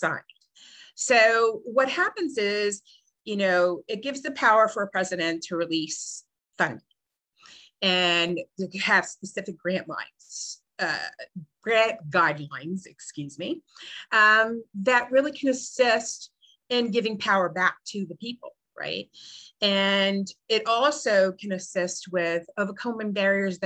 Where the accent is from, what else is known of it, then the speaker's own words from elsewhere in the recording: Puerto Rico; also born or lived in Brooklyn, New York, United States; when I was just at the age of seven, we moved to Puerto Rico. My parents were older and wanted to retire. So I was raised here on the island